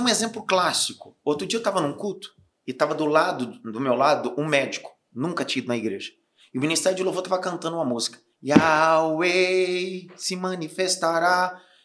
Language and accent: Portuguese; Northeast Region, Brazil; sou nordestino